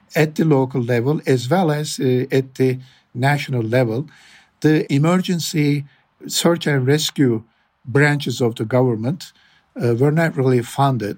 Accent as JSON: {"language": "English", "region": "Adana", "country": "Turkey", "said": "I'm from Adana"}